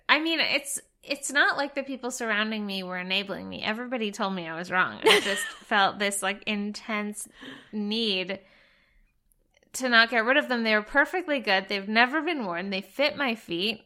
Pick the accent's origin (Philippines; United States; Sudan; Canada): Canada; Alberta; moved away; I'm from Alberta, which is sort of the cowboy section of Canada